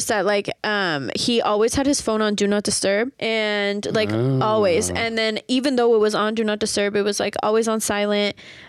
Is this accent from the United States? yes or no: yes; Santa Barbara, California, United States; also born or lived in the Valley, California; I am from Santa Barbara, California, but live in the Valley now.